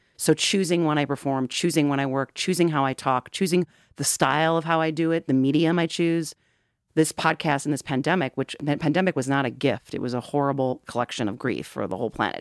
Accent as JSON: {"language": "English", "town": "Wheaton", "region": "Illinois", "country": "United States", "tie": "born or raised there", "lives_now": "Chicago, United States", "said": "I grew up in Wheaton."}